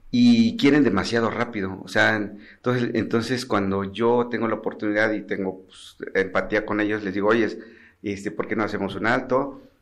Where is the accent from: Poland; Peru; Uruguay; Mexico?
Mexico; San Jerónimo Nochita, Oaxaca; San Jerónimo Nochita, que es la comunidad de donde yo soy.